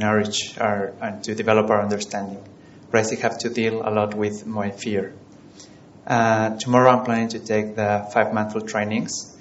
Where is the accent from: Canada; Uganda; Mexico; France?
Mexico; I'm from Mexico.